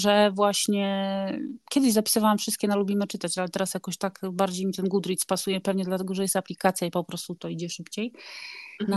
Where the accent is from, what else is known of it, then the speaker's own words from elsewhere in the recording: Gdynia, Pomeranian Voivodeship, Poland; moved away as an adult; also born or lived in Rzeszów, Poland; now in Bergen, Norway; ja jestem z Gdyni